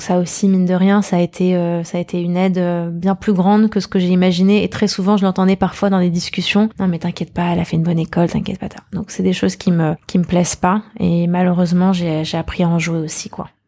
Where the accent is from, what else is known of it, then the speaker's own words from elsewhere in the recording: Paris, Île-de-France, France; j'ai grandi à Paris, dans le 17e arrondissement